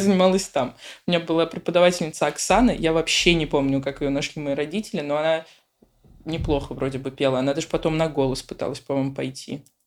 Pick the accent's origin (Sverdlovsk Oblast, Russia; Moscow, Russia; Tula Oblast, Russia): Moscow, Russia; moved away as an adult; now in Lisbon, Portugal; я родом из Москвы